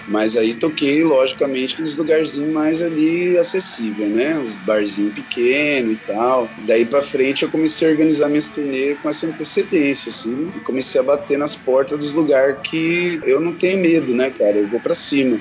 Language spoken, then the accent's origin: Portuguese; São Paulo, Brazil; moved away; eu venho de São Paulo, capital, né? Nasci, e cresci lá